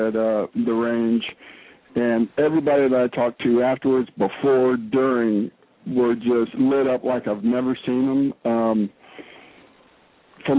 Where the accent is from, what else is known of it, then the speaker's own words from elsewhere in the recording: South Louisiana, United States; moved away as an adult; now in Alaska, United States; I grew up in South Louisiana and have lived up here about 15 years